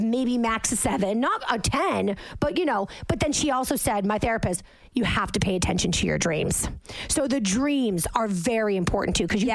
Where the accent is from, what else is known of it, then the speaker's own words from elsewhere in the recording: Massachusetts, United States; now in Jersey City, United States; I'm from Massachusetts. I literally grew up with lobster traps in my parents' backyard because they live on the water.